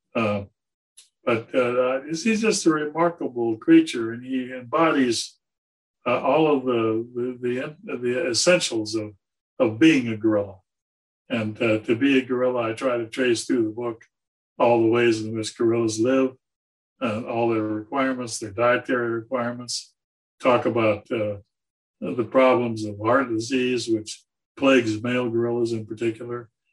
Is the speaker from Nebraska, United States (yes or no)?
no; San Diego, California, United States; moved away as an adult; also born or lived in Georgia; I grew up in San Diego